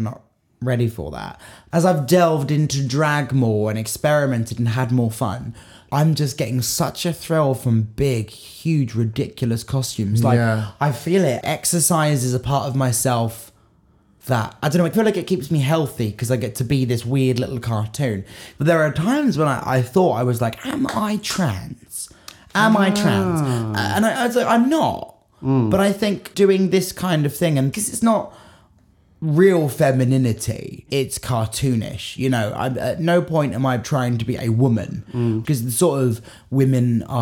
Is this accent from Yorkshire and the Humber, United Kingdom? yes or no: no; Portsmouth, South East England, United Kingdom; I grew up in Portsmouth